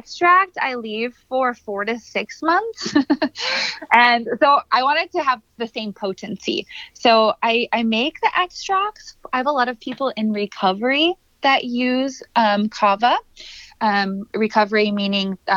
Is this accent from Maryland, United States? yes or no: no; Minnesota, United States; I'm from Minnesota